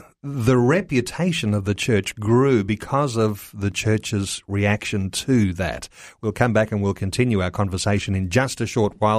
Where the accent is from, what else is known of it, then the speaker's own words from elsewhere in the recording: Australia; as Australian Christian believers